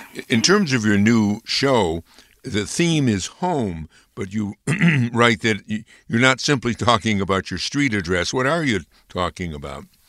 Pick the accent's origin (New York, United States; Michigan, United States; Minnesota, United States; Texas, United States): New York, United States; Amsterdam; moved away; for many native of Amsterdam. We go away, but then we come back.